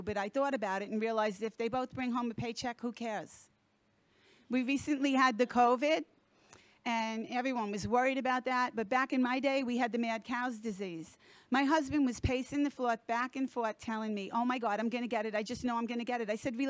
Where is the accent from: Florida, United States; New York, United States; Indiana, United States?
Florida, United States; from South Florida.